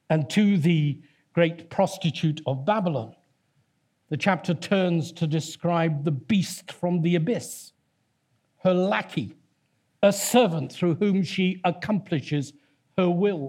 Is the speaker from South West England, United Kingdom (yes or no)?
yes; Torquay, South West England, United Kingdom; My hometown is Torquay, that's built on seven hills as well.